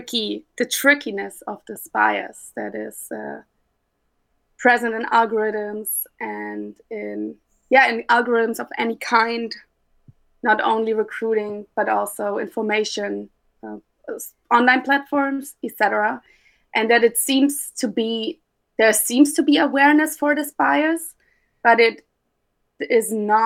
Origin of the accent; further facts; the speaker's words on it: Munich, Bavaria, Germany; now in Rotterdam, Netherlands; my home base is now the Netherlands, but I'm from Munich, Germany